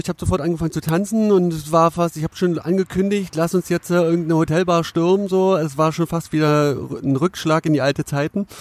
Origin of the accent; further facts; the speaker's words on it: Cottbus, Brandenburg, Germany; moved away as an adult; also born or lived in Finsterwalde; now in Berlin, Germany; ich komme ja aus Cottbus